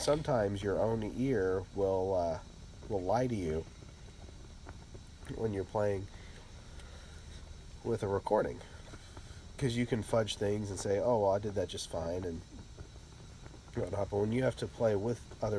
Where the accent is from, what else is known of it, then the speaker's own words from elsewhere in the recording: Littleton, Colorado, United States; moved away; when I was growing up in Littleton, Colorado